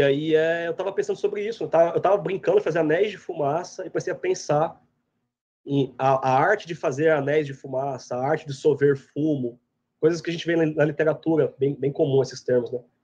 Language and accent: Portuguese; Goiás, Brazil; moved away as an adult; also born or lived in Piracicaba, Brazil; now in United States; eu sou goiano, mas minha família é paulista e gaúcha, cresci em Goiás